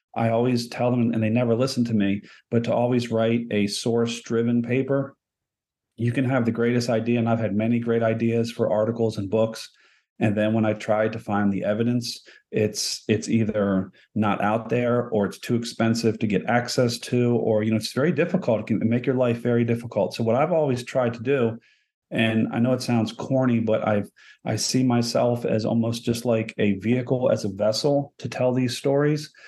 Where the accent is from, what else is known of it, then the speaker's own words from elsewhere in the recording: Baltimore, Maryland, United States; I'm from Baltimore